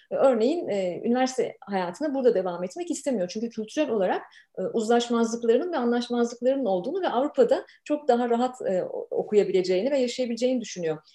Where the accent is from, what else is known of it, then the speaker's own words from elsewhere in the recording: Ankara, Turkey; moved away as an adult; also born or lived in Istanbul; Tipik bir Ankaralıyım